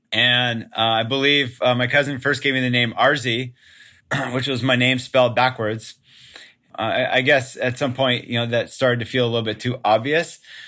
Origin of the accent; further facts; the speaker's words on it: Palos Verdes, California, United States; we're from Palos Verdes.